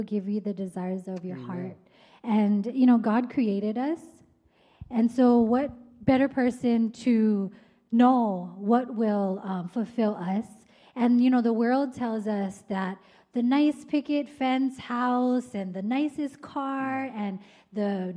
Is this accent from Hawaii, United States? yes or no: yes; Mililani, Hawaii, United States; I grew up in Mililani. I graduated from Mililani High School